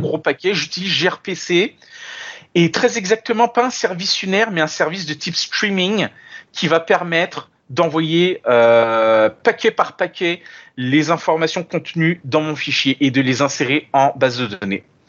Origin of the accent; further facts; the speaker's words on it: France; moved away as an adult; now in Montreal, Canada; originellement, euh, je suis français, je suis né en France et j'ai immigré en 2014 au Canada